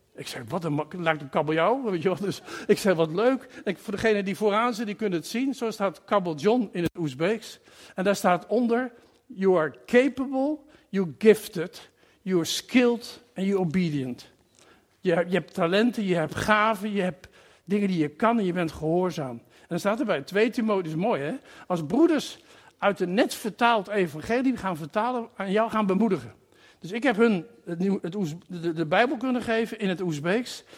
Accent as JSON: {"language": "Dutch", "country": "Netherlands", "also_born_or_lived": "Curaçao", "moved": "as an adult", "said": "Ik ben gekomen uit Nederland"}